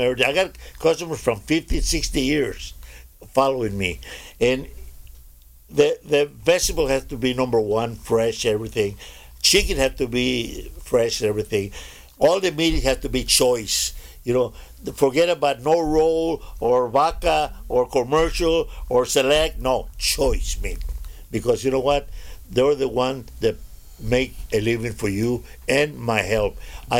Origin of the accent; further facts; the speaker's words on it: Texas, United States; now in Anaheim, United States; I'm from Texas. My heart is in Texas. My body is in California.